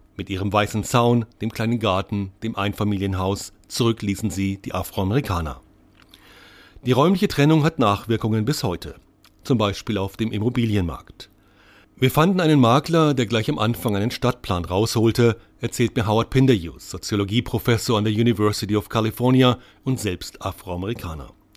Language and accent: German; Nuremberg, Bavaria, Germany; moved away as an adult; also born or lived in San Francisco, United States / Oakland, United States; meiner Heimatstadt Nürnberg